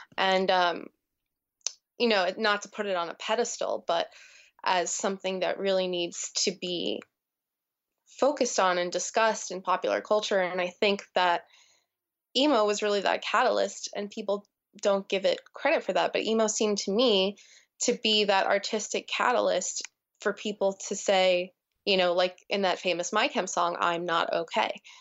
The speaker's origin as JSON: {"language": "English", "region": "New Jersey", "country": "United States", "tie": "born or raised there", "said": "growing up in New Jersey"}